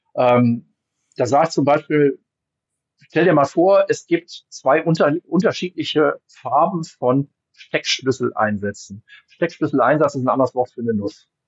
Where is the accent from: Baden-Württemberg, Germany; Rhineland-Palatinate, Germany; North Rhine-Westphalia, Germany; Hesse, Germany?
North Rhine-Westphalia, Germany; Wuppertal; ich komme aus dem Bergischen Land, ne, also ich bin aus Wuppertal